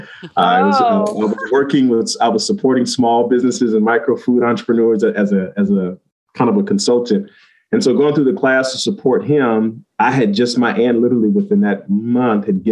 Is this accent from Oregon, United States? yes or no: yes; Portland, Oregon, United States; where I grew up is in Southeast Portland